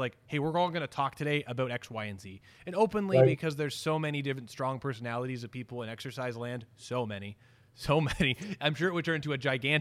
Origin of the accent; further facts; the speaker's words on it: Canada; being Canadian